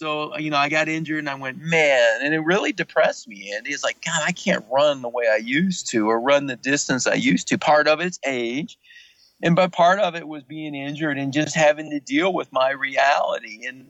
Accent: the South, United States; I grew up in the South where everything was fried

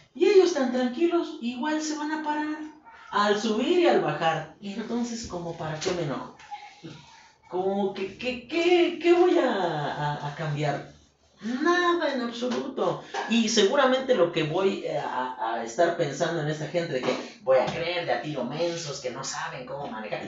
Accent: Mexico; nosotros como mexicanos

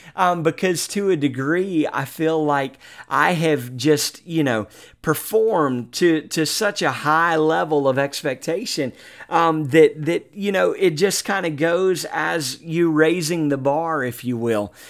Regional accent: Mobile, Alabama, United States; Mobile, Alabama, my hometown

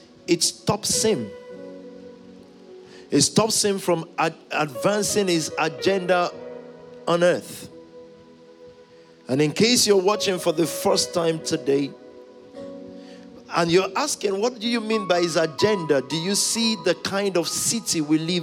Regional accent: Nigeria; when I was growing up in the Pentecostal movement of Nigeria

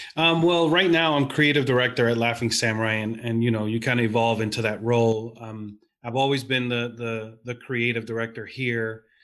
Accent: New York, United States; growing up in New York

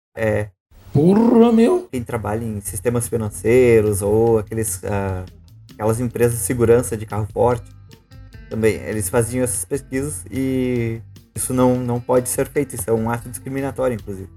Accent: Rio Grande do Sul, Brazil; sou gaúcho

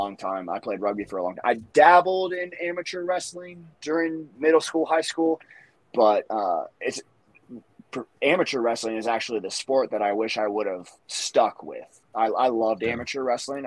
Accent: Columbus, Ohio, United States; I'm from Columbus, Ohio.

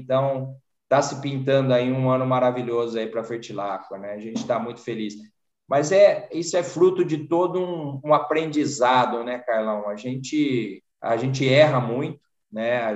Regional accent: Jardinópolis, São Paulo, Brazil; accent: sotaque do interior de São Paulo; also born or lived in Batatais; um sítio em Jardinópolis da família. Mas toda a minha infância foi, foi no sítio.

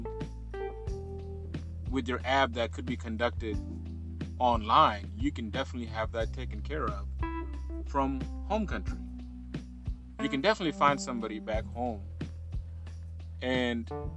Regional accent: Pakistan; now in United States; I immigrated from Pakistan to the United States in 2003.

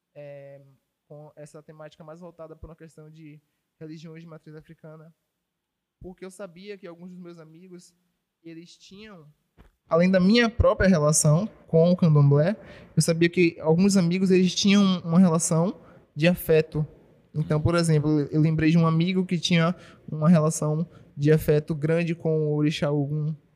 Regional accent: Salvador, Bahia, Brazil; nunca saí de Salvador, nunca saí da Bahia, na verdade, né?

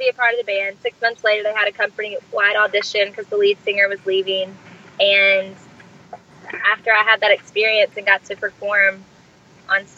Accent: Arkansas, United States; I'm from Arkansas, born and raised, big family, very close-knit

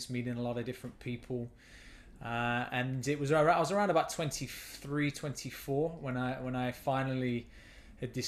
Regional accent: Nottingham, East Midlands, United Kingdom; moved away as an adult; now in Halifax, Canada; So I grew up in Nottingham in England. I spent a lot of my early childhood there in the urban area of Nottingham

